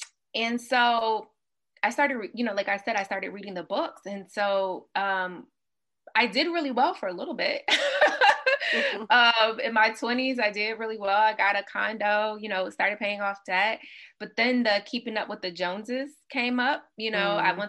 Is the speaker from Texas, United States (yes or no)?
no; Mississippi, United States; also born or lived in Los Angeles, United States; So for me, my background is, I grew up primarily in Mississippi.